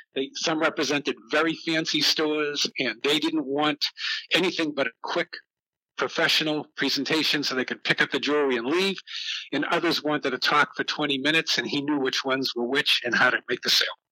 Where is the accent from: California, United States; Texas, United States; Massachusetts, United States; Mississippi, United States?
Massachusetts, United States; Boston; I was brought up in Boston, Mass, in a uh, in the south end of Boston